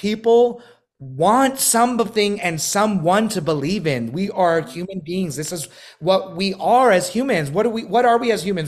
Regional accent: New York City, New York, United States; moved away as an adult; now in Los Angeles, United States; I'm from Brooklyn, New York, born and raised in Bay Ridge

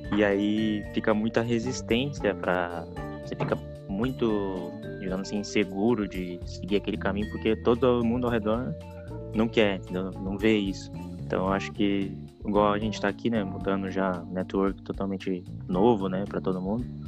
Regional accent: Foz do Iguaçu, Paraná, Brazil; Eu, sou de Foz do Iguaçu

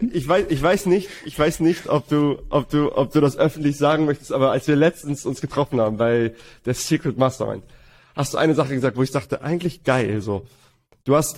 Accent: Hamburg, Germany; wir kommen beide aus Hamburg

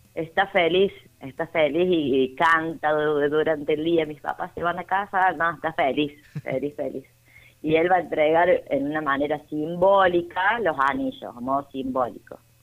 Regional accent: San Carlos de Bariloche, Río Negro, Argentina; now in Córdoba, Argentina; y vivo acá en Córdoba, nací en San Carlos de Bariloche

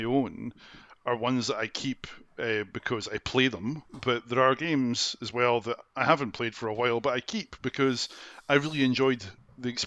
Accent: Scotland, United Kingdom; also born or lived in Glasgow / East Neuk, Fife

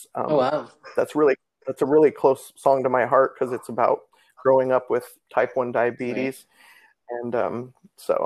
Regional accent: Nebraska, United States; now in Florida, United States; I'm from Nebraska

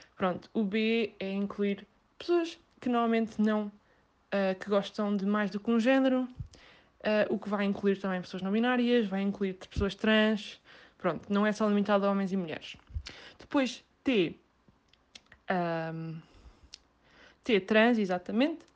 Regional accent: Setúbal, Portugal; sou de Setúbal

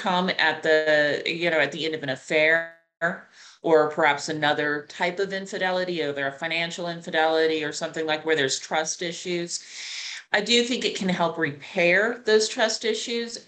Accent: Clovis, New Mexico, United States; moved away as an adult; now in Atlanta, United States; Clovis, New Mexico is where I was born

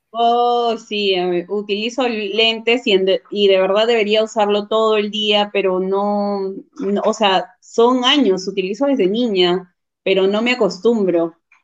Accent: Huacho, Lima, Peru; also born or lived in Chiclayo, Peru; Vivo ah, en Guacho. Vivo desde los cinco años. O sea, tengo 23 años acá en Guacho.

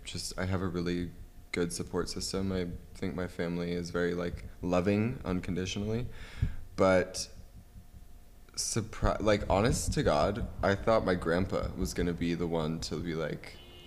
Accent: Ohio, United States; I'm from Ohio, which for those of you who don't know is next to, what is it next to?

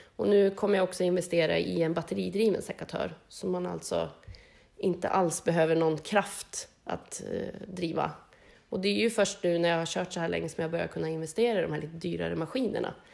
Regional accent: Harbo, Uppsala County, Sweden; now in Hässelby, Sweden; jag är ju uppväxt i Harbo, bor i Hässelby

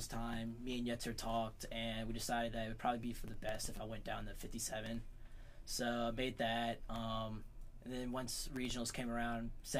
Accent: Suffolk, Virginia, United States; I'm from Suffolk, Virginia.

